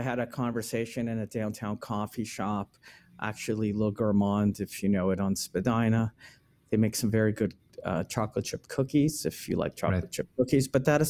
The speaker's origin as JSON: {"language": "English", "country": "Israel", "said": "We came from Israel."}